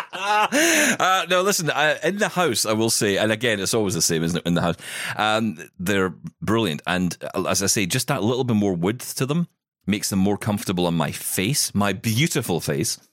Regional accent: Scotland, United Kingdom; I'm Scottish

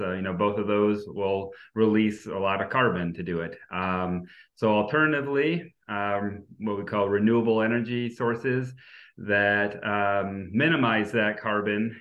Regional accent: New Hampshire, United States; I'm from New Hampshire.

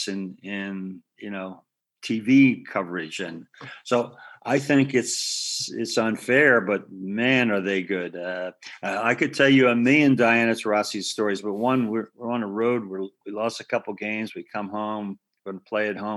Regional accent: Philadelphia, Pennsylvania, United States; moved away; I grew up in West Philadelphia, you know, and a row house.

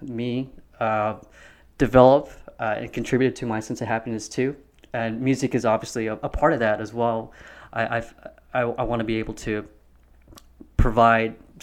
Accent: Mesquite, Texas, United States; Dallas County. I grew up in Mesquite. I went to Poteet High School

